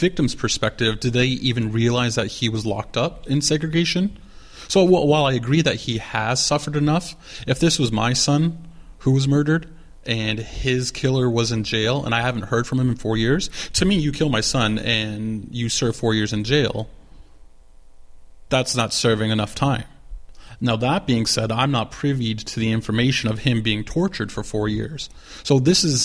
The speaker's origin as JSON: {"language": "English", "country": "Canada", "said": "As a Canadian"}